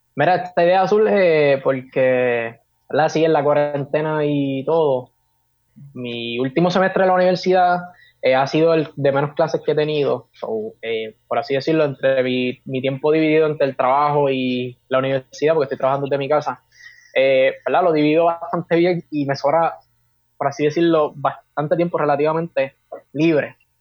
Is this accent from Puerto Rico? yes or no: yes; Carolina, Puerto Rico; also born or lived in Fajardo, Puerto Rico; nací en Fajardo, Puerto Rico, pero me crié en Carolina, Puerto Rico, actualmente vivo acá en Carolina